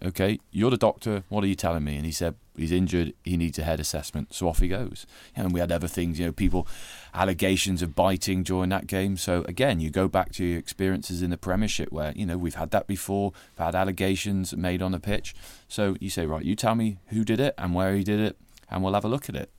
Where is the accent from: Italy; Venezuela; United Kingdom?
United Kingdom; Gloucestershire, South West England; growing up in Gloucestershire